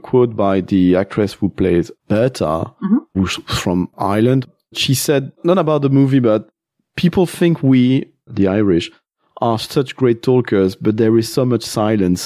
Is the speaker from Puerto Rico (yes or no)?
no; Belgium; I'm from Belgium.